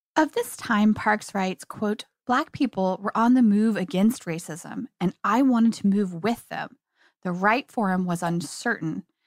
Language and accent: English; Kansas, United States; I grew up in Kansas myself.